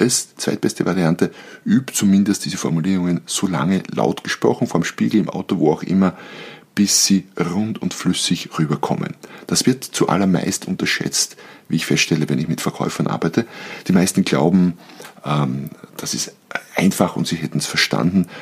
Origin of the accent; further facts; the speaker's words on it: Austria; bei uns in Österreich